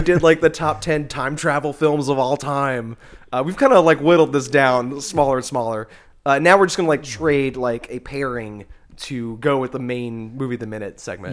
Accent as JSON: {"language": "English", "region": "the South", "country": "United States", "said": "being like a Southerner"}